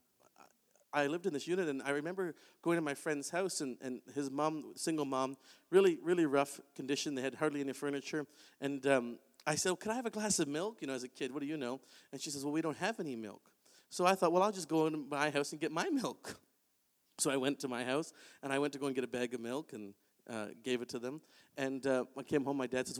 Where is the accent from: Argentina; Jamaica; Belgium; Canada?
Canada; Oshawa, Ontario; I grew up in Oshawa, Ontario.